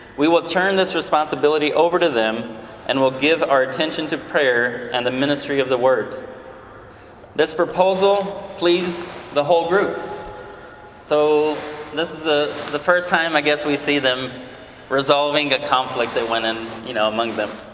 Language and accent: English; Brazil; moved away; I'm from Brazil originally